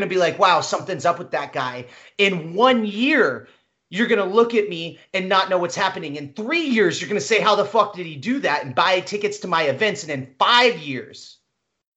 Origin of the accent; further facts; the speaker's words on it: Midwest, United States; I grew up in the Midwest.